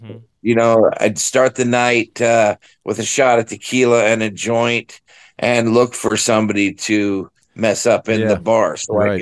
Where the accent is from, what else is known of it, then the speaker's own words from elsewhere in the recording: Los Angeles, California, United States; also born or lived in San Fernando Valley, California; I was born in San Pedro